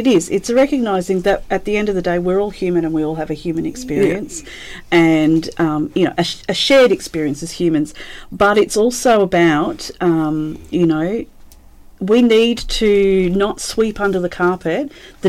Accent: Australia

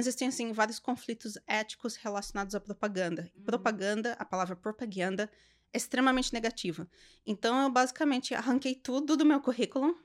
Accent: Sorocaba, São Paulo, Brazil; moved away as an adult; now in Canada; região de Sorocaba, interior de São Paulo, que é de onde eu sou

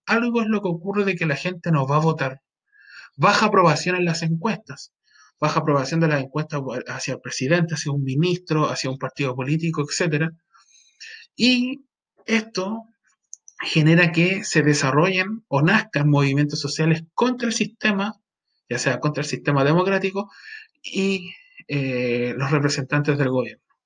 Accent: Chile; a nosotros como personas, como ciudadanos chilenos

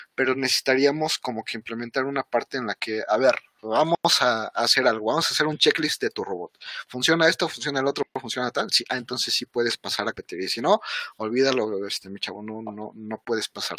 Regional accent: Mexico; como mexicanos, pues somos morenitos

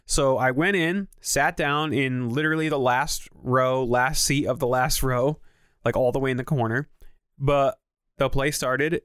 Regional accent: Naugatuck, Connecticut, United States; my hometown of Naugatuck

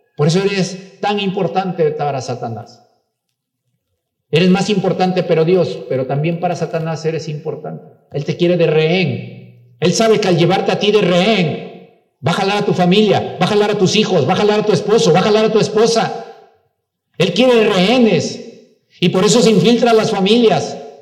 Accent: Mexico; Claro que somos mexicanos

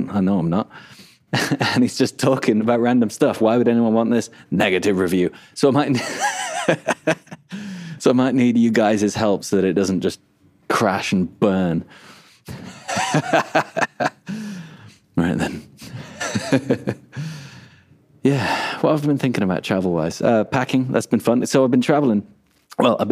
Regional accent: England, United Kingdom; moved away; also born or lived in Australia; I am English

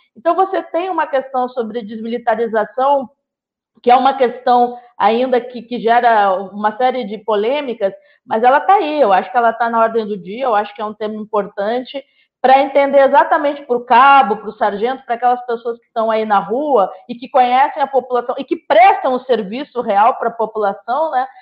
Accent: Gaúcha, Rio Grande do Sul, Brazil; eu sou gaúcha

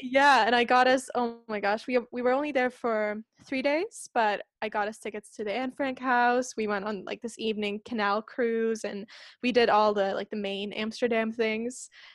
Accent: Espoo, Uusimaa, Finland; English is a second language; I'm from Espoo

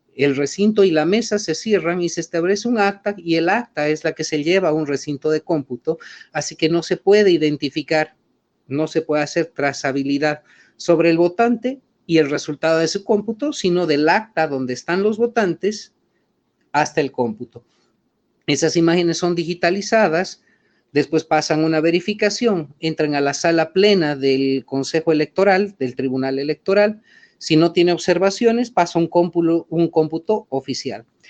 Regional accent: Bolivia

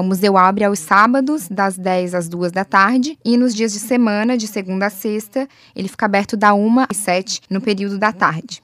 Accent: Florianópolis, Santa Catarina, Brazil; eu, como manezinha da ilha

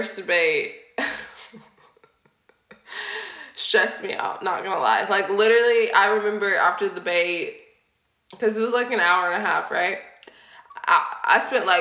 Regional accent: Tennessee, United States; moved away as an adult; also born or lived in Minneapolis; now in Houston, United States; I'm not originally from Houston. I'm from Tennessee, but I lived here since I was like 18

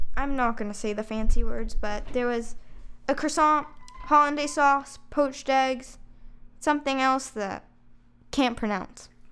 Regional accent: Chicago, Illinois, United States; we're from Chicago

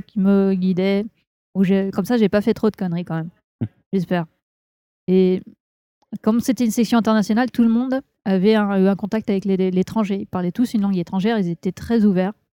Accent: Burgundy, Bourgogne-Franche-Comté, France; moved away; je viens de Bourgogne.

